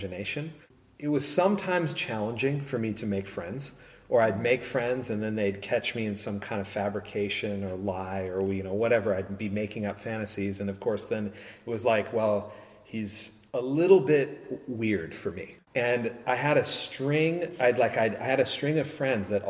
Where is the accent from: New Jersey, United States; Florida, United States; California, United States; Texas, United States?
California, United States; San Luis Obispo; I grew up in San Luis Obispo